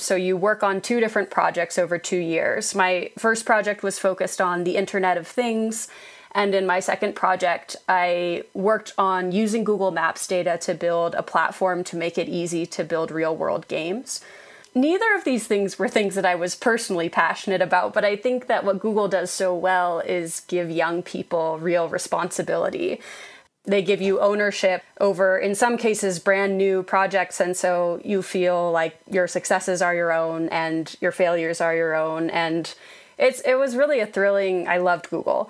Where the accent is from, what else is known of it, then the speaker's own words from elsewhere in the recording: Utah, United States; also born or lived in Boston / Iowa / Germany / London; I was born in Boston and sort of spent my childhood years in Iowa and Germany and then went to high school in Utah and also in London. But Utah is where I feel like I'm from, and that's where I am now.